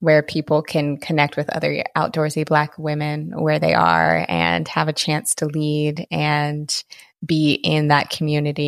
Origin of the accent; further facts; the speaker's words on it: Washington, United States; moved away as an adult; I lived in Washington the first 30 years of my life